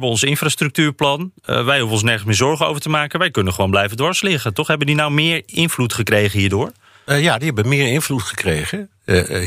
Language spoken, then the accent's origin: Dutch; Netherlands; now in Washington, United States; wij als Nederlander